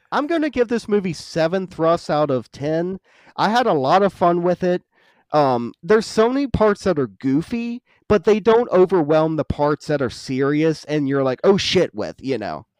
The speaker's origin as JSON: {"language": "English", "region": "West Virginia", "country": "United States", "moved": "yes", "said": "I'm from West Virginia"}